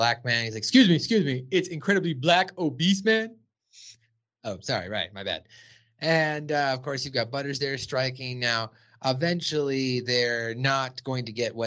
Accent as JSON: {"language": "English", "town": "Los Angeles", "region": "California", "country": "United States", "tie": "born or raised there", "said": "I grew up in Southern California myself, so Los Angeles"}